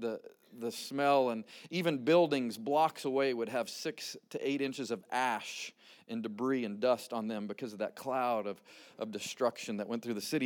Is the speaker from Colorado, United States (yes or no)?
yes; Rocky Mountains of Colorado, United States; moved away as an adult; originally born and raised in the Rocky Mountains of Colorado